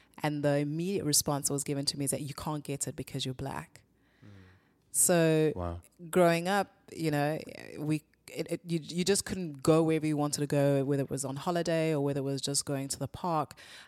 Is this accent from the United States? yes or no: no; South Africa; On the whole, it was great. Yeah. So my parents were part of an international organization called Christ for All Nations when we were young. And so we traveled quite a bit, spent a bit of time not only in South Africa, but also outside of South Africa